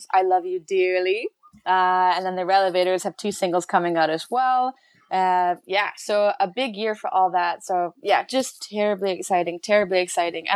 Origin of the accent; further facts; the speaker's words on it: Chilliwack, British Columbia, Canada; Chilliwack, my hometown